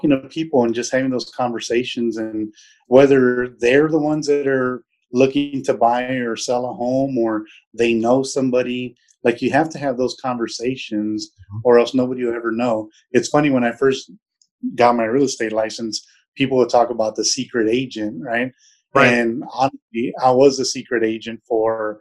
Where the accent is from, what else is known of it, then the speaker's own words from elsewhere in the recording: San Antonio, Texas, United States; moved away as an adult; also born or lived in Germany / Europe / Middle East / Southeast United States; I was born and raised in San Antonio, actually in the South Side